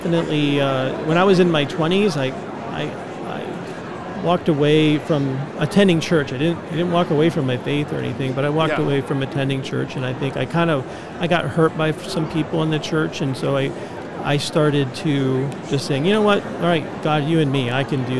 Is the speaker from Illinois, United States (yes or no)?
no; Connecticut, United States; also born or lived in Pennsylvania / Grand Rapids, Michigan; now in Phoenix, United States; I was born in Pennsylvania, I grew up in Connecticut, and then, you know, later on I moved to the Midwest